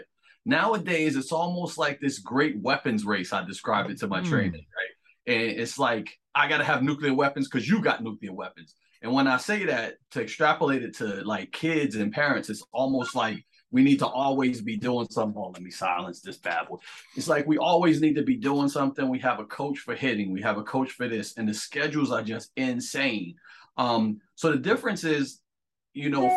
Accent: Irvington, New Jersey, United States; also born or lived in Hillside, New Jersey; I'm a Jersey boy, born and bred.

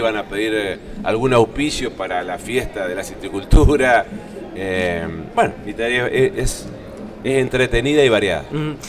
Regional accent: Concordia, Entre Ríos, Argentina; yo soy de Concordia eh, y represento también a, la ciudad de Concordia

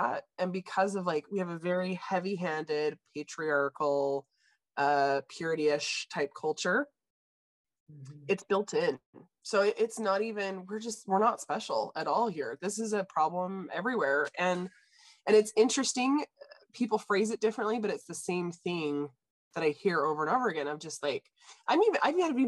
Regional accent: Idaho, United States; I grew up in Idaho

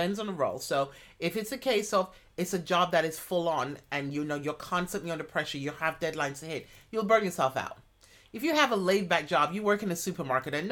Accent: United States; I'm an American

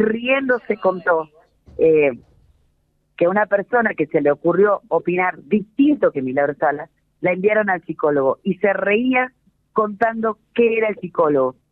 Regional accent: Jujuy, Argentina; Jujuy somos todos este, oscuros

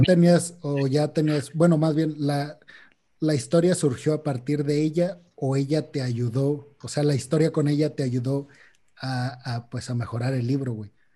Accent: Mexico; a los mexicanos

